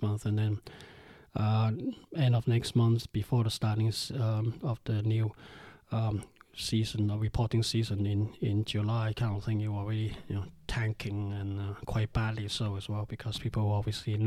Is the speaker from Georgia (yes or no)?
no; Hong Kong; I'm from Hong Kong, we're used to gangsters